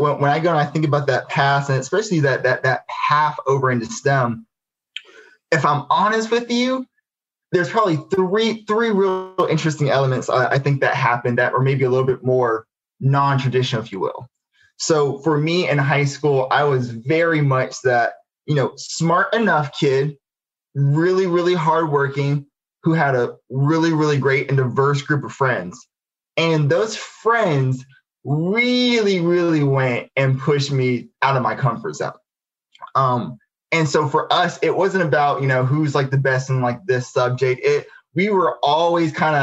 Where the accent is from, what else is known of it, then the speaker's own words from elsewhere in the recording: Albany, Georgia, United States; I grew up in Albany, Georgia. So this is, you know, Southwest Georgia